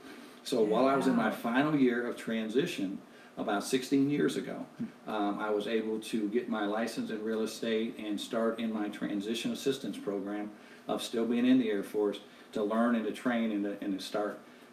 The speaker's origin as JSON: {"language": "English", "town": "Detroit", "region": "Michigan", "country": "United States", "tie": "born or raised there", "also_born_or_lived": "Grosse Pointe, Michigan", "moved": "as an adult", "said": "I'm from Detroit, Michigan."}